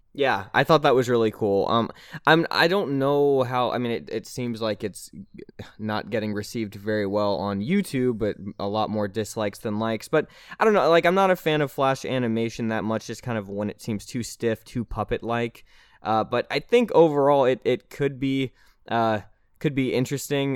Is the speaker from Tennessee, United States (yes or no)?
yes; Nashville, Tennessee, United States; I'm from Nashville, Tennessee.